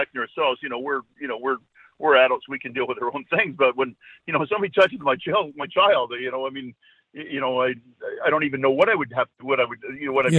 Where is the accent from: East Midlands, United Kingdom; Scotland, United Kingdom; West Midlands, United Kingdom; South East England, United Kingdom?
Scotland, United Kingdom; now in Vancouver, Canada; And I'm Scottish by birth